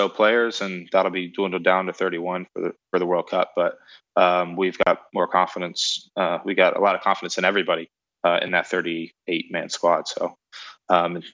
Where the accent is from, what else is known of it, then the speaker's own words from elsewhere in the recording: United States; moved away as an adult; now in England; being an American